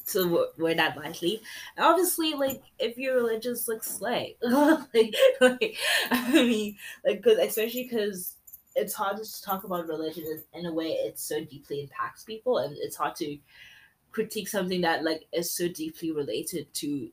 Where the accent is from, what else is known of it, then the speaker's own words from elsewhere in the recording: South Africa; first language English; as South Africa, as a Zulu woman